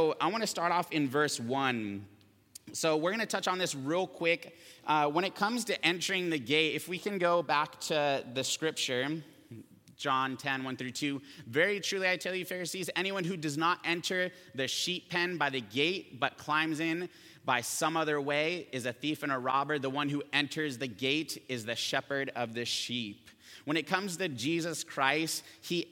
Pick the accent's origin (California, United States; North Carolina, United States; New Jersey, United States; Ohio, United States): California, United States; Camarillo; I grew up here in Camarillo